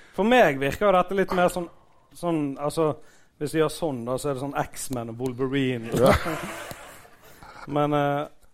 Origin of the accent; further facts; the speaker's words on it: Bergen, Vestland, Norway; Jeg er jo fra Fyllingsdalen sjøl